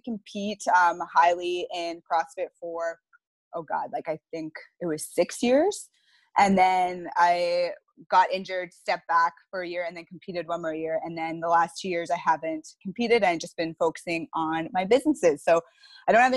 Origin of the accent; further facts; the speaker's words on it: Saskatoon, Saskatchewan, Canada; moved away as an adult; now in Petawawa, Canada; I'm originally from Saskatoon